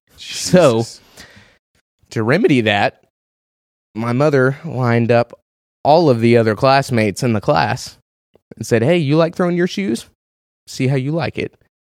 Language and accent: English; Houston, Texas, United States; also born or lived in North Carolina; No. I'm from Houston, moved around North Carolina.